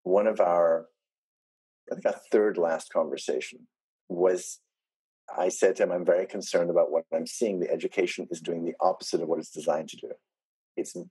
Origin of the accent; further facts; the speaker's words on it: South Africa; I come from South Africa.